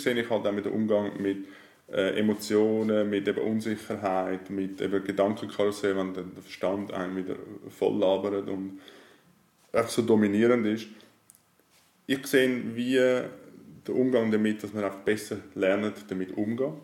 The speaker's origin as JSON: {"language": "German", "area": "Männedorf", "region": "Lake Zurich", "country": "Switzerland", "said": "ich komme aus Merendorf, am wunderschönen Zürichsee."}